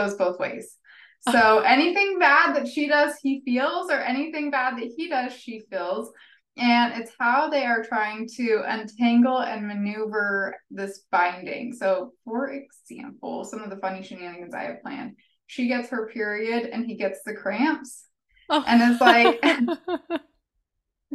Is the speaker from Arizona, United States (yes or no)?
yes; Phoenix, Arizona, United States; I am from Phoenix.